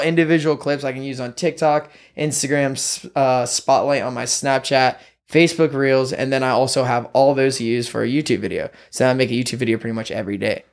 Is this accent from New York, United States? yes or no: no; Irmo, South Carolina, United States; moved away as an adult; now in Los Angeles, United States; I'm from South Carolina, Irmo, like, right in the middle of Columbia, to be exact